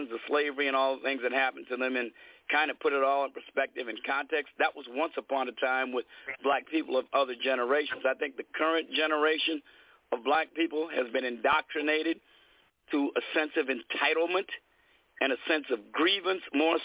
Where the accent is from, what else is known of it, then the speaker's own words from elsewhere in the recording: Chicago, Illinois, United States; I got beaten by white mobs as my Chicago neighborhood got racially integrated